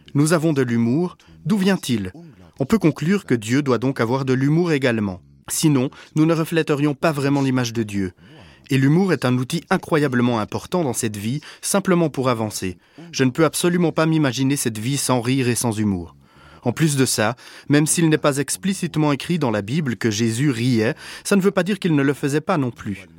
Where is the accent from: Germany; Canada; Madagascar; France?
Germany; je suis allemand